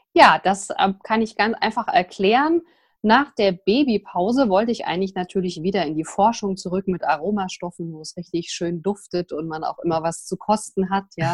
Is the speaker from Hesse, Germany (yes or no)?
yes; Vogelsberg, Hesse, Germany; also born or lived in Frankfurt; Ich bin hier im Vogelsberg geboren, wer das kennt sozusagen, äh, muss man sich vorstellen, zwischen Frankfurt und Kassel, ein ganz kleines Dorf, 350 Einwohner. Und ja, da bin ich aufgewachsen